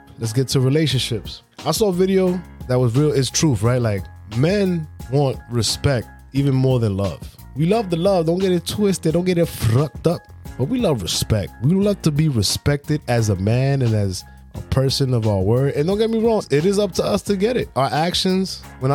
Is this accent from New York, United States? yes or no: yes; New York City, New York, United States; I'm from Brooklyn